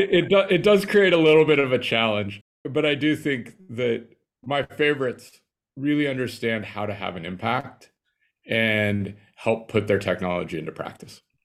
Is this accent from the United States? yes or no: yes; Nebraska, United States; I grew up in Nebraska, small little town outside of Lincoln of five thousand people.